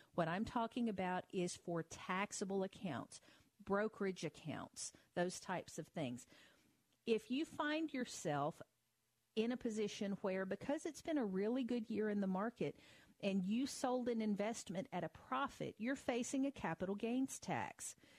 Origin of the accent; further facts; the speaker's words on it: Tennessee, United States; my home state of Tennessee